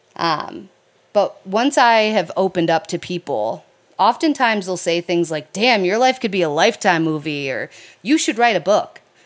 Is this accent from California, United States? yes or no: no; Detroit, Michigan, United States; I was raised in the Metro Detroit area of Michigan.